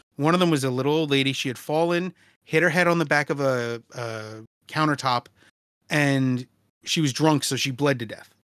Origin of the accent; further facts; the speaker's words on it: New York City, New York, United States; I grew up in Brooklyn in the nineties.